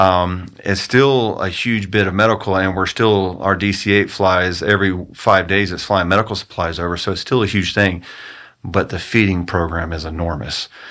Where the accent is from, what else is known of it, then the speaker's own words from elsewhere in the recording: United States; as an American